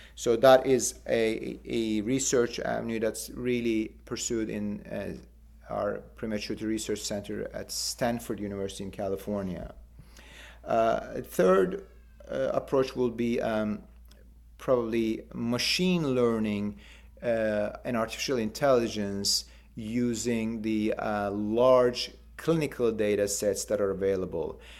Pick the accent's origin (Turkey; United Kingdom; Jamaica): Turkey; Istanbul; moved away as an adult; I was born in Istanbul and, and did my and completed my medical school in Istanbul